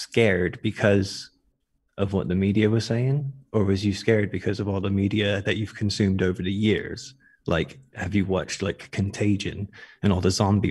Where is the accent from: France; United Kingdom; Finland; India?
United Kingdom; England; I'm from England